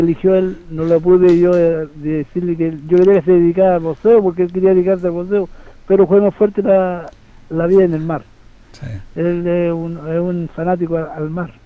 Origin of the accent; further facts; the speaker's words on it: Curanilahue, Biobío, Chile; moved away as an adult; now in Santiago, Chile; yo salí de mi tierra, una, una zona minera